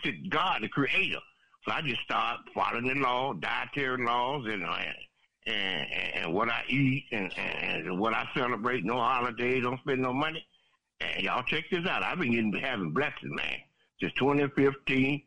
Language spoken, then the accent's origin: English; South Florida, United States; I'm from South Florida